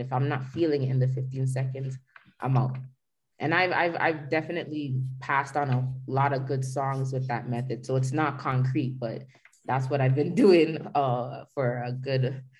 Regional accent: Jamaica; And I'm a Jamaican, so we live by that white rum

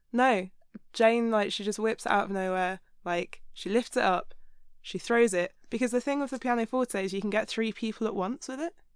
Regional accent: Hampshire, South East England, United Kingdom; I'm from the south of England.

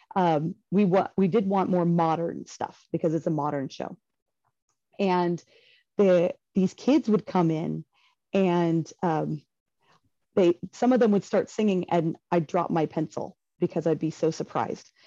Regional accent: Bakersfield, California, United States; also born or lived in Chico, California; I grew up in the Bakersfield area, eh, in the that's in the southern Central Valley of California

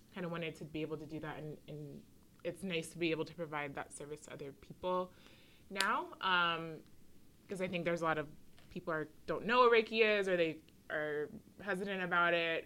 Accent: Washington, District of Columbia, United States; I grew up on the East Coast. I'm from DC

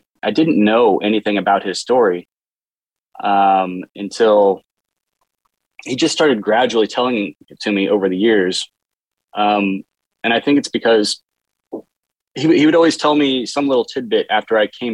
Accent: Portland, Oregon, United States; I was born at home outside Portland, Oregon

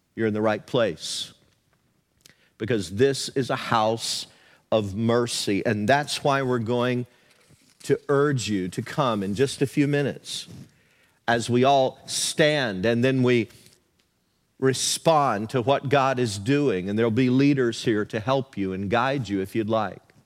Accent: the South, United States; moved away; Where I grew up in the South, there were a lot of small churches that dotted the countryside

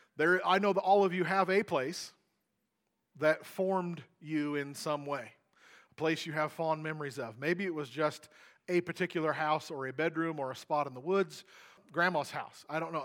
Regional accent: Missouri, United States; I grew up in Missouri on a farm.

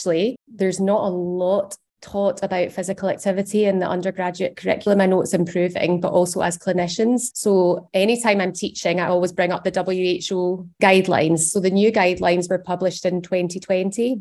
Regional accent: Scotland, United Kingdom; as Scottish adults

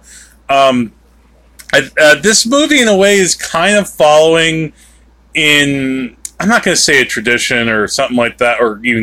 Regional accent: New Jersey, United States; we are from New Jersey

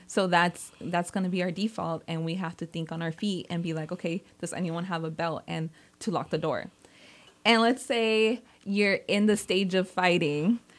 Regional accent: Salinas, California, United States; also born or lived in San Jose; I was born and raised in Salinas

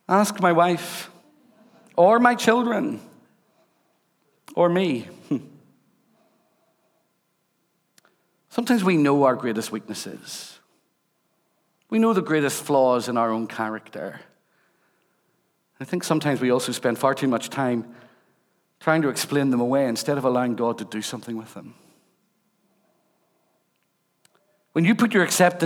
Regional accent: Rathcoole, Northern Ireland, United Kingdom; also born or lived in Belfast; I was born and brought up in Rathcoole

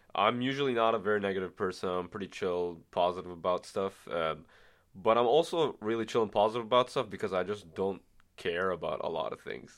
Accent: Bahrain; now in Ottawa, Canada; I'm from the Middle East, from a small country called Bahrain

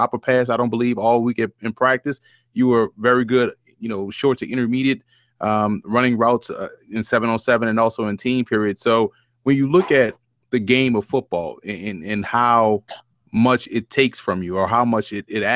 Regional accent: New Orleans, Louisiana, United States; I grew up in New Orleans. I was on the East Bank, Ninth Ward.

